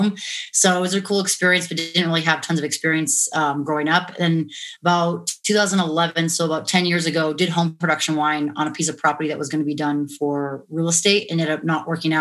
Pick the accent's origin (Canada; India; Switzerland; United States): United States; Montana; also born or lived in La Jolla, California / Washington State; now in Las Vegas, United States; moved to Montana when I was 8. So I pretty much consider myself a Montana girl, being raised up there.